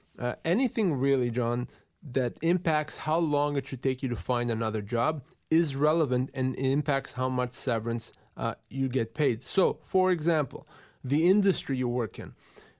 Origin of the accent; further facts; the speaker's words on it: Tuktoyaktuk, Northwest Territories, Canada; My hometown.